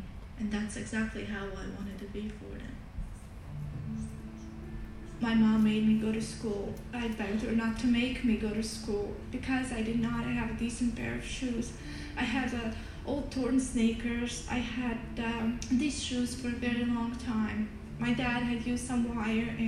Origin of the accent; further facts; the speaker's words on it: Bosnia & Herzegovina; I was born and raised in Bosnia, a country torn with war, poverty, disaster, and just pure devastation